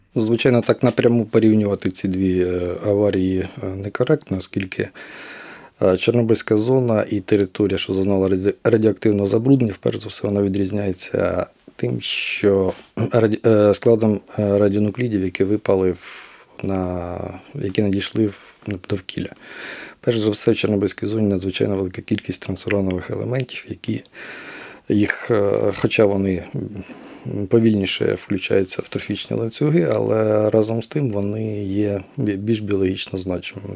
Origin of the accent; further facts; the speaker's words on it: Kirovohrad Oblast, Ukraine; moved away; я сам з Кіровоградщини